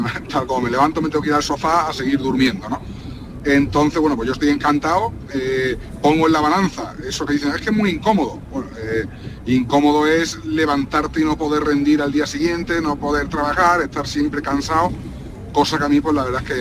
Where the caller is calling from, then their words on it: Seville, Andalusia, Spain; de Sevilla.